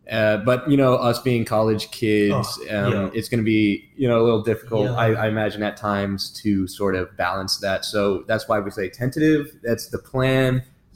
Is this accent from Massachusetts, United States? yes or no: no; Georgia, United States; also born or lived in Kennesaw, Georgia; I'm from Georgia, and I go to UGA. This is actually I'm a second year, but this is actually my first semester here, as I'm a transfer student from Kennesaw State.